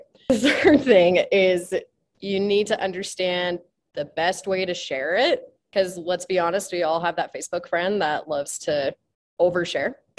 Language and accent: English; Utah, United States; I'm from Utah